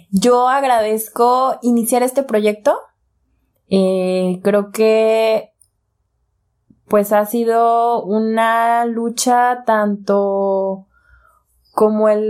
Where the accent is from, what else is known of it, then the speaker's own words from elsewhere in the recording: Zapopan, Jalisco, Mexico; Yo soy de Zapopan.